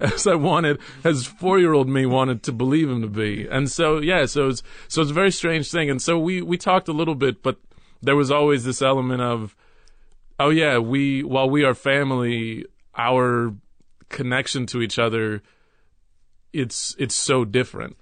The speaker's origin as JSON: {"language": "English", "town": "Dallas", "region": "Texas", "country": "United States", "tie": "born or raised there", "also_born_or_lived": "New York City / Los Angeles", "moved": "yes", "said": "when I was about three, my mother, stepfather, and I moved to Texas, and we moved to Dallas, Texas"}